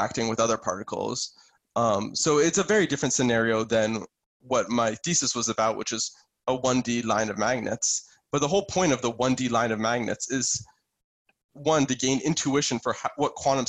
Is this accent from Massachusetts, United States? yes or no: yes; Boston, Massachusetts, United States; I'm from Boston originally